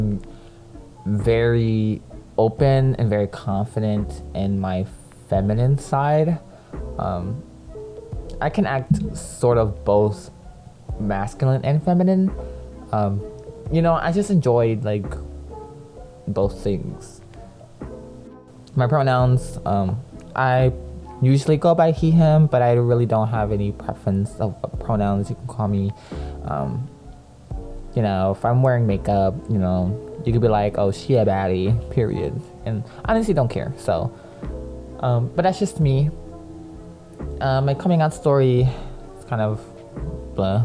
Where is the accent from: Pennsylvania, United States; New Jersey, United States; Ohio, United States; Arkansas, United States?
Pennsylvania, United States; Philadelphia; also born or lived in Lancaster, Pennsylvania; I was born in Lancaster, Pennsylvania. But I was raised in Philly. I moved to Philly when I was like 7 or 8.